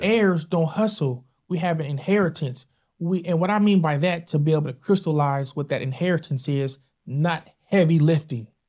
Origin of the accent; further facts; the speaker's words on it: San Diego, California, United States; Born and raised in San Diego.